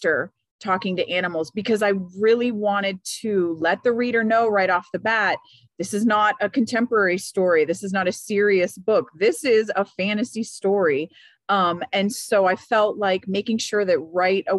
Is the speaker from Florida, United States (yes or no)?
yes; Miami, Florida, United States; moved away; I grew up in Miami, Florida, which the joke among Cuban Americans is that Miami is just northern Cuba.